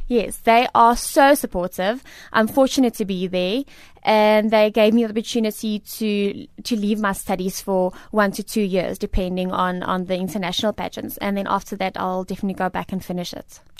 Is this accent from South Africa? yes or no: yes; South Africa; I am a South African and a proudly South African lady and woman.